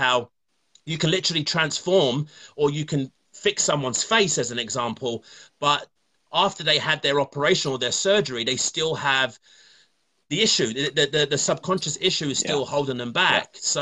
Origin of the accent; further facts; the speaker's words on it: London, United Kingdom; now in Ontario, Canada; I'm from London, England, as you can probably tell from the accent, and I live in Canada, Ontario.